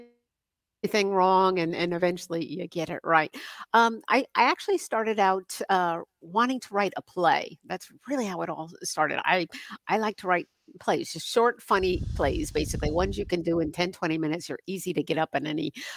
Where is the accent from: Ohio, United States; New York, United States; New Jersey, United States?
New Jersey, United States; Northern; moved away; I grew up in Northern New Jersey